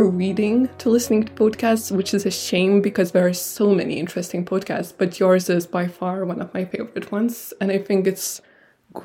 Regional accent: Lithuania; first language Lithuanian and Georgian; English is a second language; moved away as an adult; now in United Kingdom; I grew up in Lithuania, so naturally I gravitated more towards Lithuanian

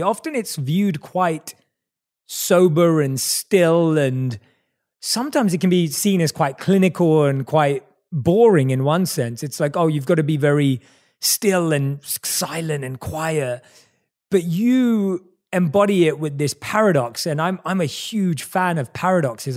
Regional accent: London, United Kingdom; I was growing up in England, uh, in, in London.

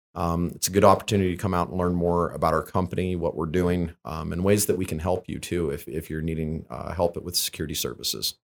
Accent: Lander, Wyoming, United States; I grew up in Lander, Wyoming, in a family where, you know, self-sufficiency and, and self-reliance is, is just something that you did

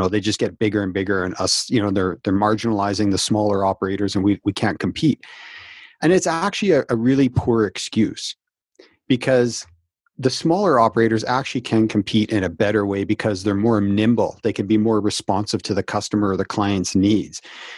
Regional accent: Canada; So I'm Canadian, and we had a company that called Dickie D Ice Cream back in the 80s

